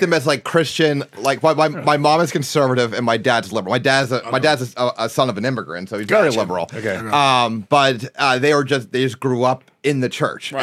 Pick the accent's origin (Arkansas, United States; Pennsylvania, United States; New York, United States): Pennsylvania, United States; Harrisburg; I grew up in Har- outside, a little bit outside Harrisburg. I mean, my, my address is Harrisburg, Pennsylvania.